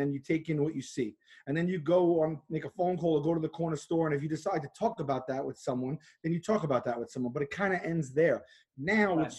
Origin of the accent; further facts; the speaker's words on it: New York City, New York, United States; I grew up in Staten Island, which is largely conservative